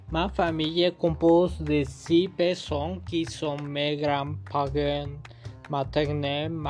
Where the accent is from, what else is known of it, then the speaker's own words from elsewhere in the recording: Guadalajara, Jalisco, Mexico; Nous sommes une famille de religión católica y somos todos de Guadalajara. Somos mon Gran père qui est de Mazatlán y ma mère de México.